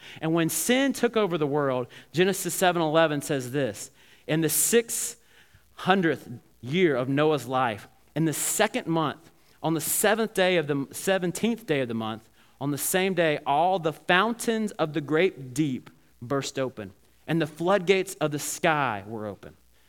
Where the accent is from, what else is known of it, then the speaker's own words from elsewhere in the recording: Alabama, United States; I remember when I was growing up in Alabama, and my grandparents lived near the river